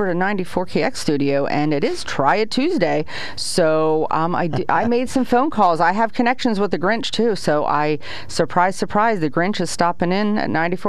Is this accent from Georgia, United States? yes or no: no; Sunbury, Pennsylvania, United States; And I grew up here in Sunbury.